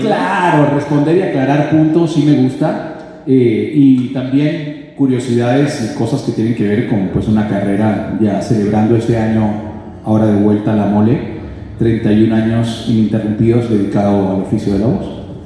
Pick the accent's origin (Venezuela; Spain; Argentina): Venezuela; moved away as an adult; now in Miami, United States; yo me fui de Venezuela hace nueve años